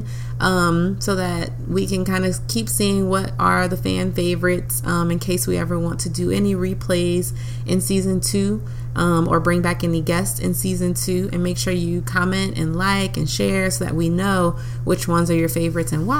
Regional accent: New Orleans, Louisiana, United States; moved away; my hometown, New Orleans, Louisiana.

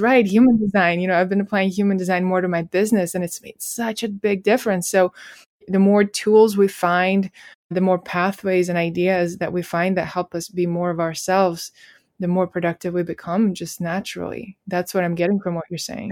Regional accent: Russia; I'm from Russia and my parents gave me a lot of trust

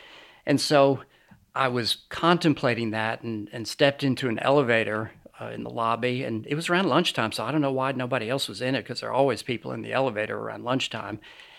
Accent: New York, United States; also born or lived in Lynchburg, Virginia; I was born in Lynchburg, Virginia, but I basically grew up outside of New York City. I've lost my accent, as you can probably tell.

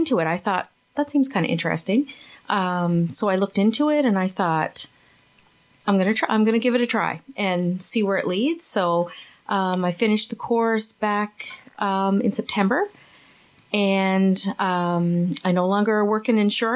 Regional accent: Grand Falls-Windsor, Newfoundland and Labrador, Canada; also born or lived in St. John's; I'm originally from Newfoundland, from Grand Falls. That's in the center of the province. Grew up there

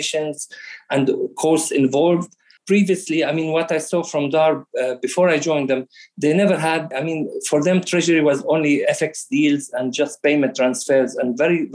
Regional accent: Australia; moved away as an adult; also born or lived in Jordan / London; Yes, I am an Australian citizen. I had my education in Australia. My family been in Australia since the early 80s. Originally, we came from Jordan

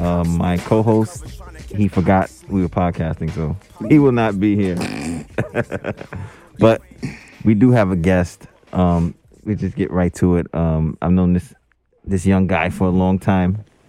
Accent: New York City, New York, United States; growing up in Crown Heights

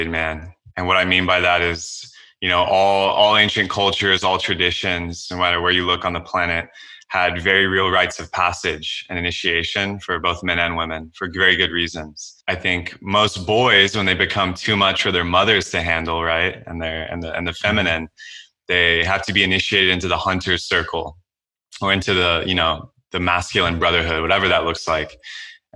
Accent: Texas, United States; I was a Boy Scout. I'm an Eagle Scout. Growing up in Texas.

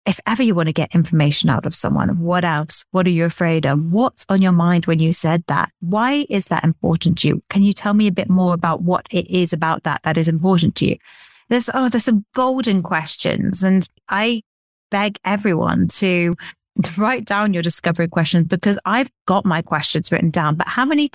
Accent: England, United Kingdom; I'm quite English

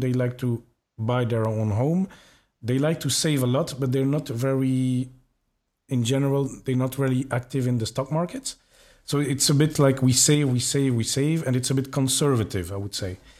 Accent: Belgium; I'm from Belgium

